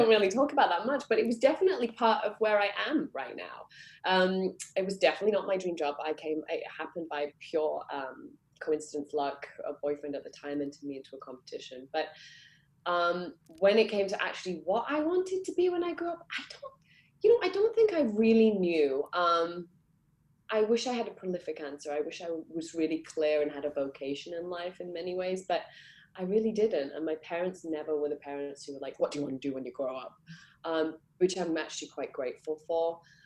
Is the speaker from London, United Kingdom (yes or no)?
no; Manchester, North West England, United Kingdom; I grew up in Manchester